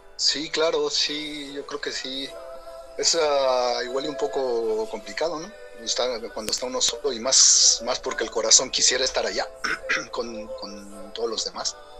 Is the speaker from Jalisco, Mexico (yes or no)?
no; Querétaro, Mexico; moved away as an adult; now in Germany; yo soy de Querétaro, ¿no? danzaba allá antes con la jefa Manuela Luna